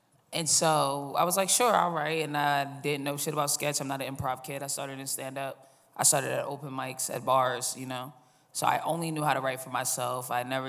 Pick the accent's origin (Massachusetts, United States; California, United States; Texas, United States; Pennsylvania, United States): Massachusetts, United States; Boston; moved away as an adult; also born or lived in Los Angeles; now in New York, United States; I started in Boston. I'm from Boston